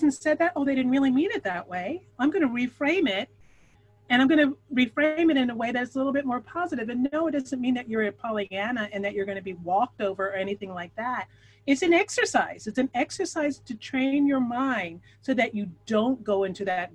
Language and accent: English; Philadelphia, Pennsylvania, United States; moved away as an adult; now in New York City, United States; That's my hometown.